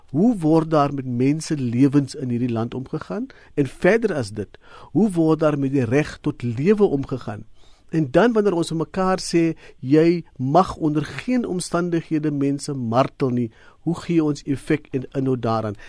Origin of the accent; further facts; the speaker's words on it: South Africa; vir ons as Suid-Afrikaners